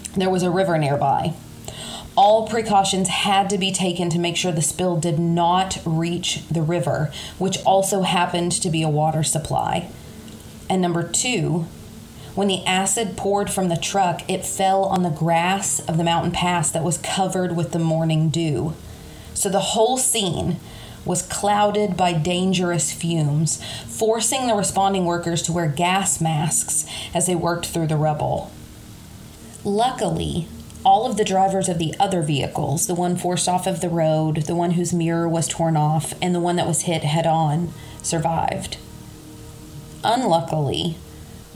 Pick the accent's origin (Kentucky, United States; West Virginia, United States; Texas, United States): Kentucky, United States; accent: Kentucky; my Kentucky accent